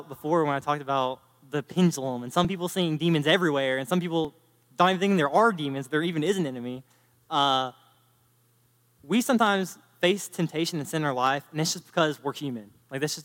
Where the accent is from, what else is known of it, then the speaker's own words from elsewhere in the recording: North Carolina, United States; I'm from North Carolina